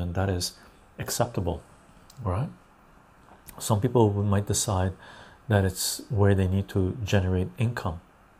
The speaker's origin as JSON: {"language": "English", "country": "Canada", "also_born_or_lived": "Vancouver", "lives_now": "Victoria, Canada", "said": "for me as a Canadian, Canada is the best place to be."}